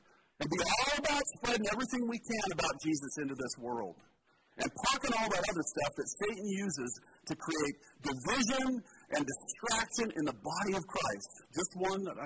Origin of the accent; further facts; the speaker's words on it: Portland, Oregon, United States; Born and raised in Portland